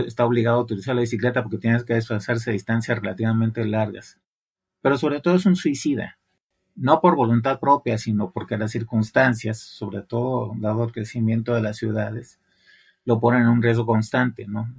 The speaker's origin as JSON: {"language": "Spanish", "town": "Guadalajara", "region": "Jalisco", "country": "Mexico", "also_born_or_lived": "Mexico City", "moved": "as an adult", "lives_now": "Monterrey, Mexico", "said": "venía de una ciudad que todavía en aquella época, Guadalajara"}